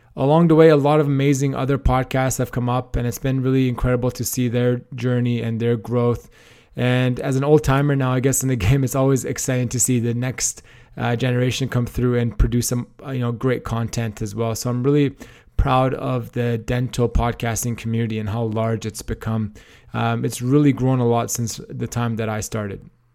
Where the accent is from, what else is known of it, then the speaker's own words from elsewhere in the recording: Canada; moved away as an adult; also born or lived in Australia / Toronto; I am Canadian originally